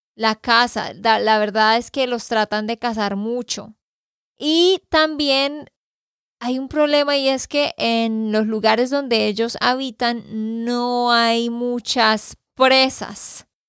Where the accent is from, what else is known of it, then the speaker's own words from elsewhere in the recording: Santander, Colombia; de Santander, Colombia